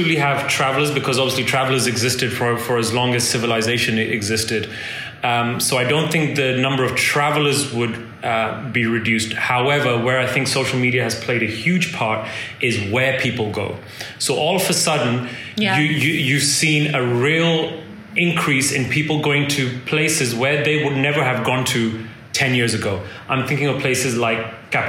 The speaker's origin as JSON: {"language": "English", "country": "India", "moved": "yes", "said": "India holds a special place for me in my heart. That's my home country"}